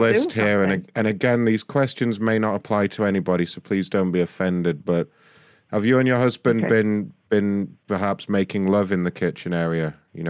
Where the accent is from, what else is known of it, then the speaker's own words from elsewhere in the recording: London, United Kingdom; London. Yeah, I'm a...